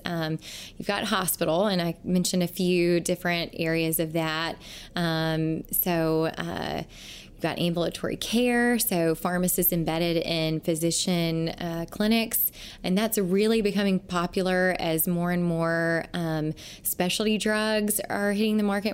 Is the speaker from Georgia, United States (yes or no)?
no; Mississippi Delta, United States; my hometown, small town in Mi-, Mississippi Delta, uh, where I grew up